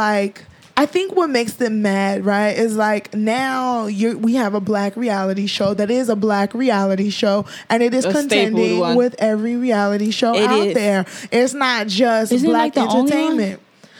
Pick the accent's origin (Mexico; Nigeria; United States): Nigeria; we're Nigerian.